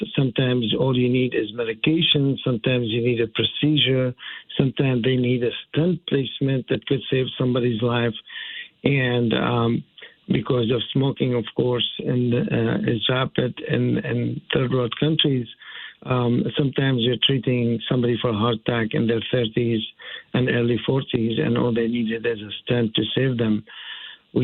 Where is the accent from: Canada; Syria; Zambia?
Syria; moved away as an adult; now in United States; growing up in Syria, and that's one of the reasons why I actually decided to leave early on when I was 18 years old.